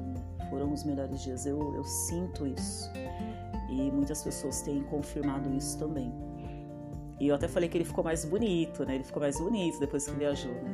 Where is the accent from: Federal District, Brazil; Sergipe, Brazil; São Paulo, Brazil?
São Paulo, Brazil; Diadema; moved away; Eu nasci em Diadema, né? No ABC Paulista. E quando eu era pequena, a rua que eu morava não tinha asfalto